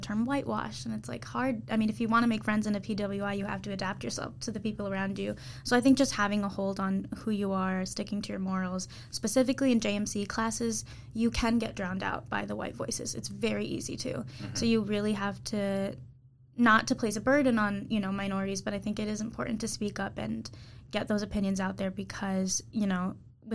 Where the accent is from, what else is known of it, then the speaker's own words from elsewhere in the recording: Troy, Michigan, United States; So I am from Michigan. I'm from Troy. It's like 40 minutes from Detroit.